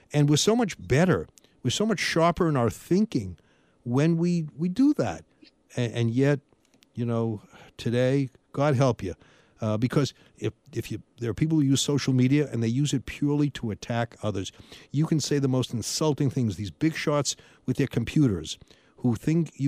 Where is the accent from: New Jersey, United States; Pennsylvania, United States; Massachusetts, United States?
Massachusetts, United States; moved away; I grew up in Massachusetts